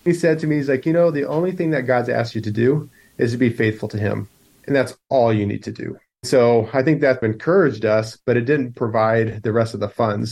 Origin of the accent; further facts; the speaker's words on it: United States; moved away as an adult; now in Poland; as an American are you in Poland?